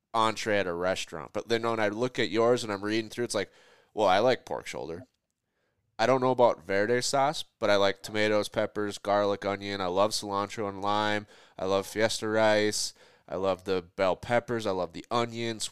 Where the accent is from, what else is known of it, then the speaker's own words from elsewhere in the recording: Minnesota, United States; I'm from Minnesota, so it's like our seasoning is salt and pepper